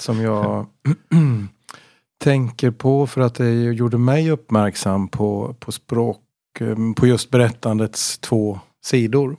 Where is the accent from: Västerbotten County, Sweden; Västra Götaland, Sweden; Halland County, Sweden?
Västra Götaland, Sweden; Gothenburg; Jag är från Göteborg.